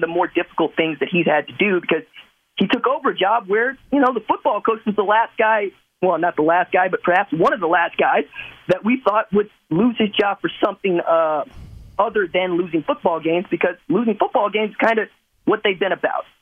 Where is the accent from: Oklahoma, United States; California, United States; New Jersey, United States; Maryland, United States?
Oklahoma, United States; Tulsa; I'm from Tulsa, I'm from Oklahoma